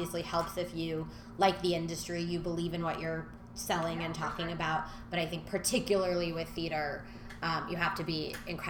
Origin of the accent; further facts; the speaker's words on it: Miami, Florida, United States; moved away as an adult; now in New York City, United States; I am from Miami, Florida.